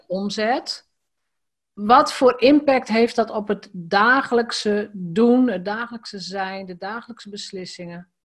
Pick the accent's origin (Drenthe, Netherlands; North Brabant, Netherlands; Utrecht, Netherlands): Drenthe, Netherlands; ik ben in Drenthe geboren, opgegroeid.